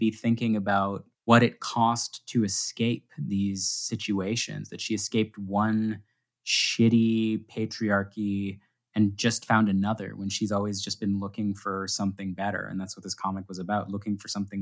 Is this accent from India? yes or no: no; Canada; I'm a Canadian